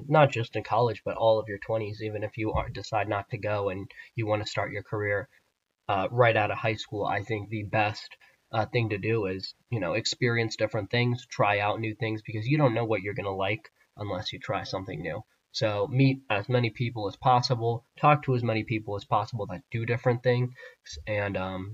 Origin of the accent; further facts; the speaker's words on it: Columbus, Ohio, United States; I grew up here in the Columbus, Ohio area